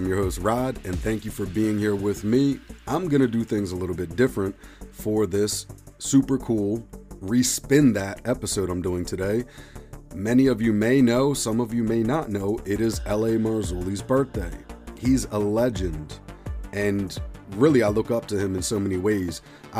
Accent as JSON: {"language": "English", "area": "Montgomery County", "region": "Pennsylvania", "country": "United States", "tie": "born or raised there", "said": "Grew up outside of Philadelphia, Pennsylvania, in Montgomery County."}